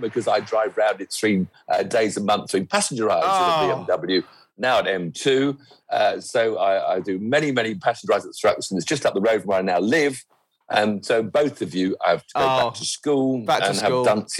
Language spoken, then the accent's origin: English; Weybridge, South East England, United Kingdom; also born or lived in Hampshire; So actually I grew up in Weybridge in Surrey, right next to Brooklands